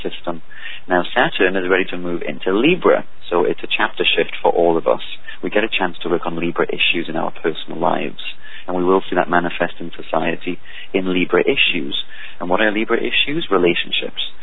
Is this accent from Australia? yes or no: no; England, United Kingdom; now in United States; I'm from England